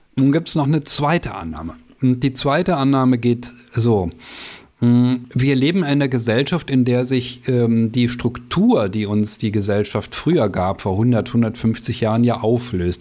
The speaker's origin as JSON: {"language": "German", "country": "Germany", "said": "als Deutsche"}